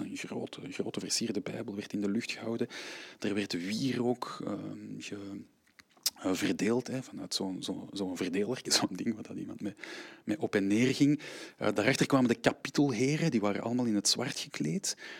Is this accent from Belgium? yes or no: yes; Antwerp, Flanders, Belgium; Ik ben een, eh, ruim een half jaar al op tour met een aantal eh, kleine werkjes eh, in, in mijn eigen stad